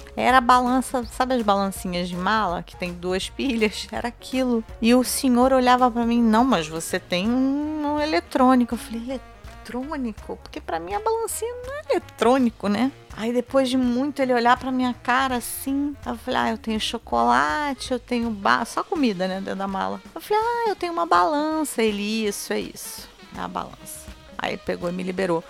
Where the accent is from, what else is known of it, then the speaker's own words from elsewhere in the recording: Rio de Janeiro, Brazil; eu tenho pertencimento, claro, da cidade que eu nasci. Eu amo o Rio de Janeiro